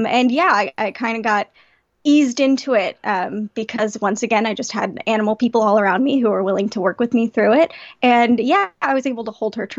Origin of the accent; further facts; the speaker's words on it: Palmdale, California, United States; I grew up in Palmdale, California.